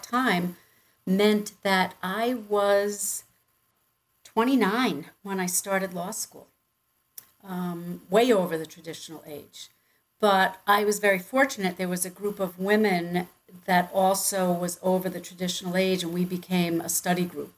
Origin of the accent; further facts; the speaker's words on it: Long Island, New York, United States; accent: Long Island; moved away as an adult; also born or lived in Connecticut; now in Florida, United States; I grew up on Long Island, New York, okay.